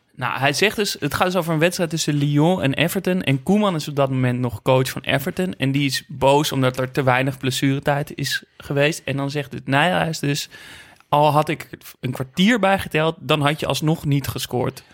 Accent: Netherlands; ik uit Nederland kwam

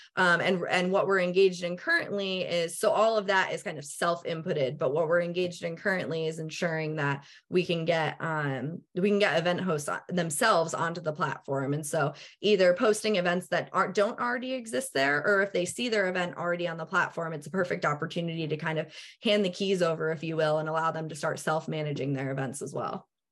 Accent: New England, United States; moved away; also born or lived in Pennsylvania; I'm originally from the Northeast, from like New England

